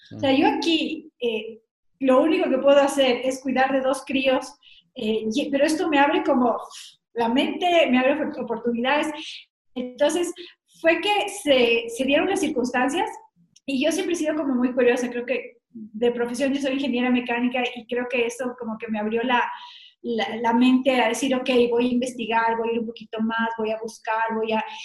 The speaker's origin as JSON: {"language": "Spanish", "country": "Ecuador", "said": "he sido la única latinoamericana y la única ecuatoriana"}